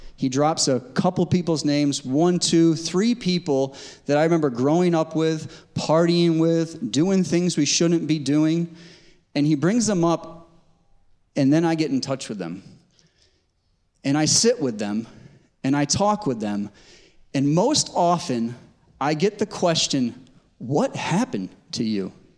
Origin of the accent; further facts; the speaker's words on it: Connecticut, United States; moved away as an adult; now in West Coast, United States; I grew up in Connecticut, spent most of my life in Connecticut before, being, before moving to the West Coast.